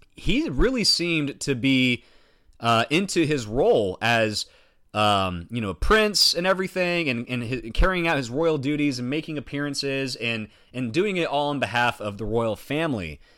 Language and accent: English; United States; as an American